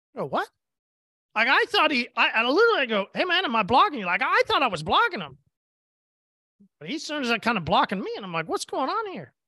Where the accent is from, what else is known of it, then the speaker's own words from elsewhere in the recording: Oklahoma, United States; I'm from Oklahoma